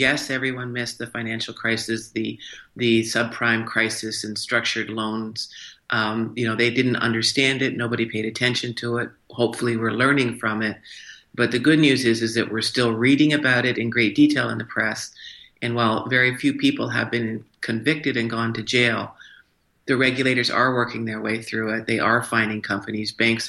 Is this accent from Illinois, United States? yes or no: yes; Morrison, Illinois, United States; also born or lived in Canada / Schenectady, New York; because I'm actually a dual citizen. I was born in Canada, but my father worked for General Electric. So I grew up in Morrison, Illinois, Schenectady, New York.